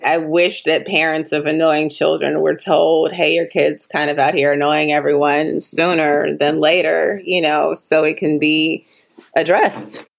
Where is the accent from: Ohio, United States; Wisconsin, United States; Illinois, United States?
Illinois, United States; Chicago; now in Los Angeles, United States; I'm from Chicago, where we have Garrett's popcorn